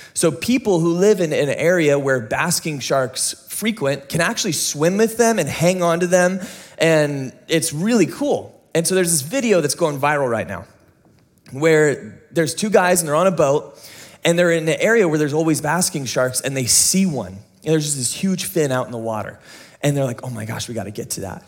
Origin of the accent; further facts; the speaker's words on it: United States; you and me as an American audience